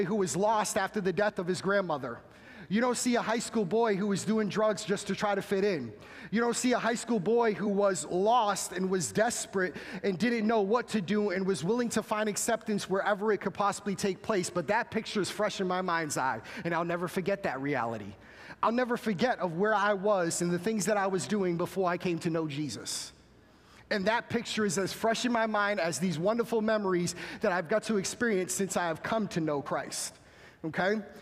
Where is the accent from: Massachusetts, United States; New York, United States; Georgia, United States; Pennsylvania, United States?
Massachusetts, United States; I am from Massachusetts, so I would be expelled from my home state